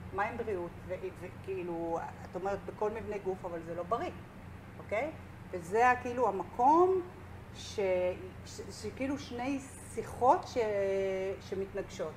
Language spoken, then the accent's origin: Hebrew; Tel Aviv, Tel Aviv District, Israel; אנחנו שתינו מתל אביב